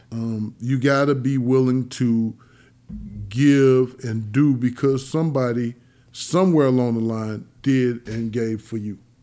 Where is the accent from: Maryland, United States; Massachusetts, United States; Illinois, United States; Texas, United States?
Illinois, United States; East St. Louis; born or raised there